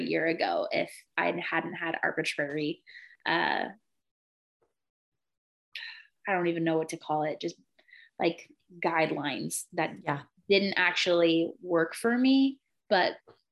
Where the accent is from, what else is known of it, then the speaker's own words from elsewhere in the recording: Chico, California, United States; now in Redding, United States; my hometown and my family's towns in the outskirts of Chico